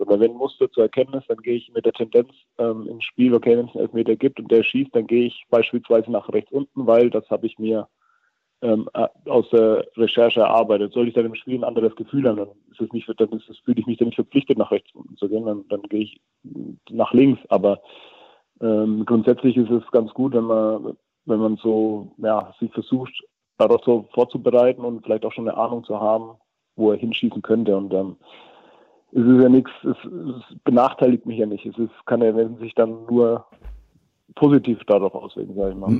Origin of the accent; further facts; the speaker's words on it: near Herzogenaurach, Franconia, Bavaria, Germany; moved away as an adult; also born or lived in Würzburg; now in Netherlands; ich bin zwar in Würzburg geboren, komme aber 60 Kilometer davon weg davon, äh, in Richtung Herzogenaurach